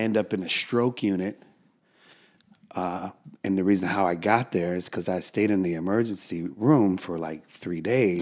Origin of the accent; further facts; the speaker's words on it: United States; I'm an American